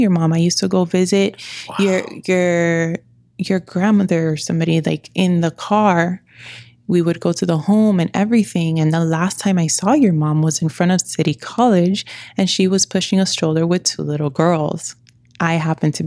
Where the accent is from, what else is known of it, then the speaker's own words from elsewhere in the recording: New York, United States; I'm from New York